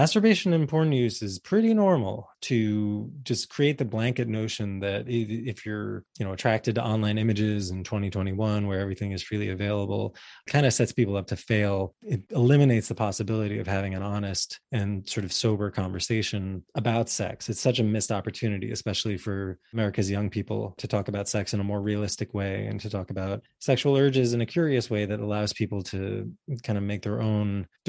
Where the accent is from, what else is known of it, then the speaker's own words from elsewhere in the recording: New Jersey, United States; I grew up in 1981 in North Jersey.